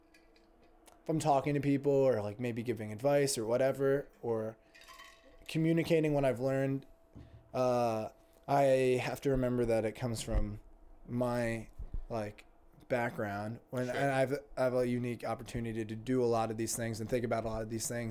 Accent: Greenwich, Connecticut, United States; I grew up in also a upper middle class bubble with in Greenwich, Connecticut

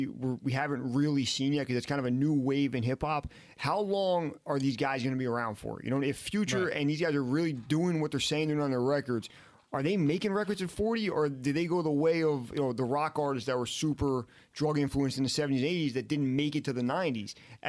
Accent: Harlem, New York, United States; as far as I'm from Harlem, but I grew up with all these other influences, right?

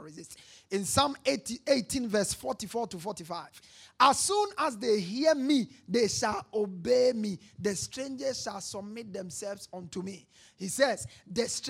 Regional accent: Ghana

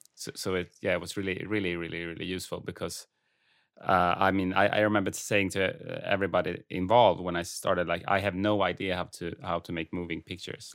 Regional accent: Färingsö, outside Stockholm, Stockholm County, Sweden; Färingsö actually, eh, and that's the island where I grew up outside of Stockholm

